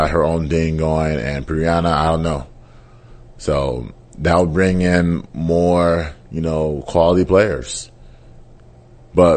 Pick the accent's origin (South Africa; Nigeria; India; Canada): Nigeria; I'm Nigerian.